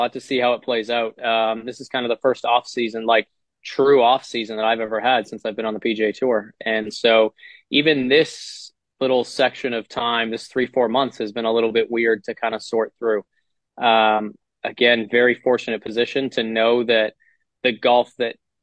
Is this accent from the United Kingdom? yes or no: no; Canada; us as Canadian players